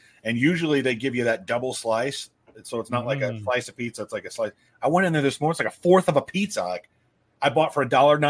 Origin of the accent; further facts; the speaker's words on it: north of the Mason-Dixon line, Northern United States, United States; I'm a Yank from Mason Dixon.